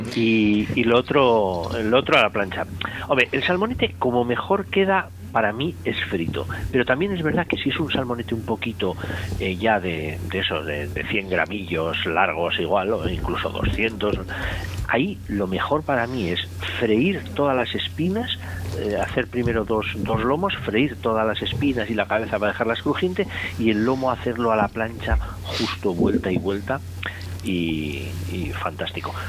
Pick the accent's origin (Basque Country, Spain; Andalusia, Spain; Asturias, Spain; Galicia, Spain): Basque Country, Spain; me voy a mi tierra, a, Euskadi